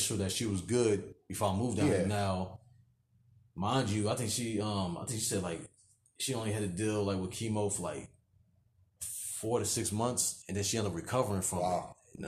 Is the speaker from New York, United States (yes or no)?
no; New Jersey, United States; moved away as an adult; now in Virginia, United States; like till I was like 19, and then that's when me and my mother and my sister we moved out of out of Jersey